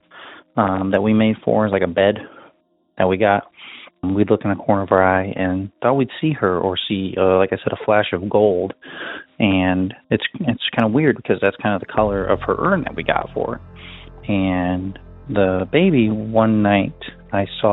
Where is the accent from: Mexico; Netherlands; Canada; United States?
United States; Nebraska; I am from Nebraska